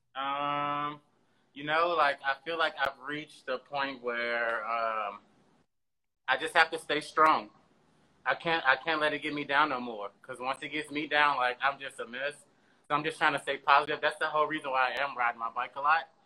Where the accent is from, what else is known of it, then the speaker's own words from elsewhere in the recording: St. Louis, Missouri, United States; now in Los Angeles, United States; I'm originally from St. Louis, Missouri. Um, I've never lived anywhere else.